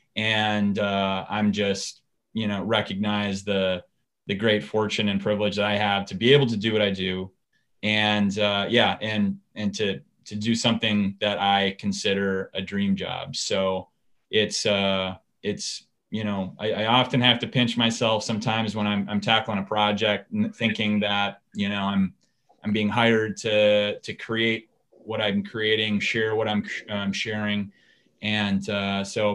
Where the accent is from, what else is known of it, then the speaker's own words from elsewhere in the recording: Hastings, Minnesota, United States; I am a Minnesota, um, you know, native. I was born and raised in Hastings